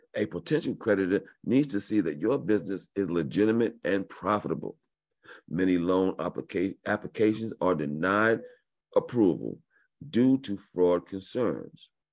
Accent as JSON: {"language": "English", "region": "New York", "country": "United States", "tie": "born or raised there", "said": "I was born in New York"}